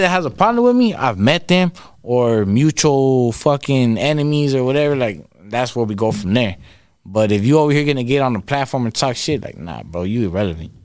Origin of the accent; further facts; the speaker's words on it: Victorville, California, United States; first language Spanish; English is a second language; I still live in my hometown